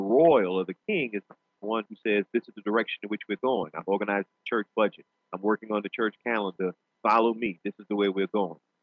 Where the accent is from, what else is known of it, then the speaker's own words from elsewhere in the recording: New Orleans, Louisiana, United States; in my native language of gumbo, uh, being from New Orleans